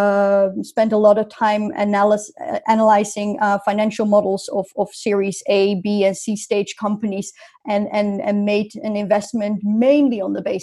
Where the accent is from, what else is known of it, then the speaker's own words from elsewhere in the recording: north of Amsterdam, North Holland, Netherlands; moved away as an adult; also born or lived in Rotterdam / London; I grew up in the Netherlands, north of Amsterdam, 30 kilometers north of Amsterdam